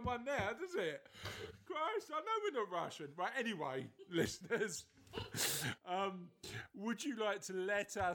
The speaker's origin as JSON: {"language": "English", "area": "Kennington", "region": "London", "country": "United Kingdom", "moved": "yes", "said": "I'm from Kennington originally."}